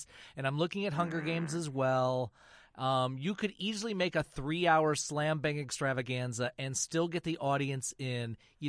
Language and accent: English; Michigan, United States; growing up in Michigan, the CBC Channel 9 out of Ottawa was a great station to watch when you didn't have a driver's license